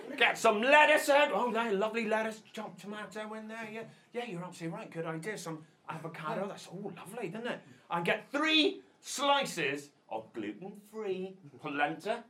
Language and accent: English; Northern Ireland, United Kingdom; I am Northern Irish.